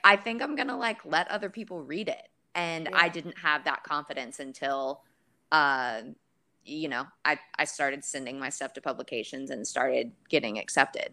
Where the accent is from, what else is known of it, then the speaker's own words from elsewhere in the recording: Dallas, Texas, United States; moved away as an adult; also born or lived in Los Angeles; I moved from Los Angeles back home to Dallas